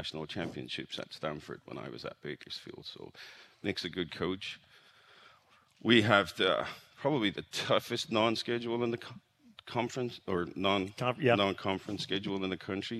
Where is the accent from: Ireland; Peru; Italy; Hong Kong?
Ireland; moved away as an adult; also born or lived in Jackson, Tennessee; now in Kansas, United States; I'm from Ireland